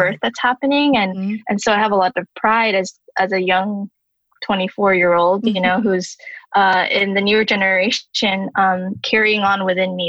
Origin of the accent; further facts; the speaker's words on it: Southern California, United States; West Coast born Taiwanese person in Southern California